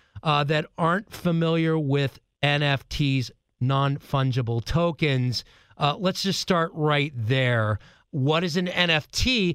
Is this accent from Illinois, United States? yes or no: yes; Chicago, Illinois, United States; also born or lived in Mount Horeb, Wisconsin; I actually lived in Mount Horeb, which is in the Madison area, and just being from Chicago